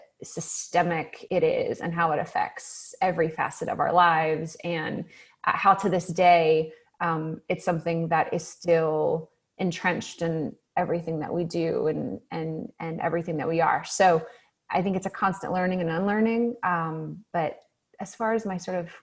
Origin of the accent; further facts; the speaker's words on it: North Carolina, United States; moved away as an adult; also born or lived in Ohio / Charleston, South Carolina / New York / Texas; I grew up in the South